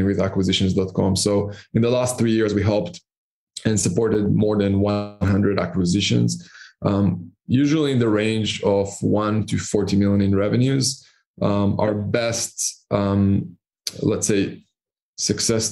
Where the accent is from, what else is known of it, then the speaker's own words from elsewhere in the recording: Israel; moved away as an adult; also born or lived in Panama; now in Cyprus; I'm originally from Israel, and I started my first business at the age of 16, 17